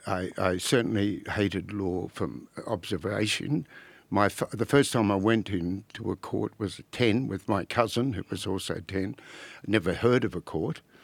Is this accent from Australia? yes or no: yes; Albury, New South Wales, Australia; I was born in Orbe, the, uh, centre of the known world